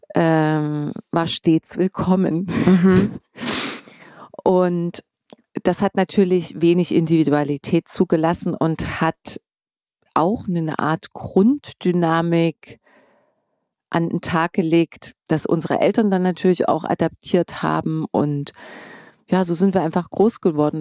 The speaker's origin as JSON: {"language": "German", "region": "East Germany", "country": "Germany", "moved": "yes", "lives_now": "Berlin, Germany", "said": "ich bin Ossi"}